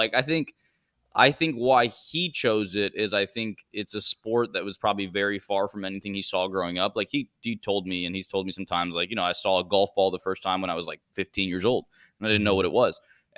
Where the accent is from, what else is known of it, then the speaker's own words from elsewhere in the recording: Florida, United States; also born or lived in Bogota, Colombia; So I was born in Colombia, in Bogota. I didn't live there very long. My dad traveled a lot with work, so we moved around a lot. And I ended up living in Florida when I was probably 3 or 4 years old